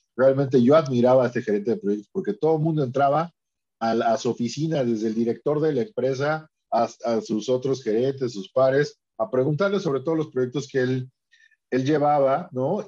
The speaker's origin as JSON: {"language": "Spanish", "country": "Mexico", "said": "aquí en mi país, ¿no? En México"}